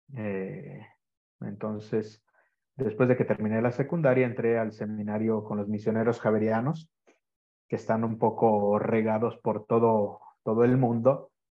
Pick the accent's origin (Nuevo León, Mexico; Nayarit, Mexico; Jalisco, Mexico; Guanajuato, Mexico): Jalisco, Mexico; Guadalajara; moved away as an adult; now in Sardinia, Italy; soy de, Guadalajara, es que yo soy de una la segunda ciudad más grande de México.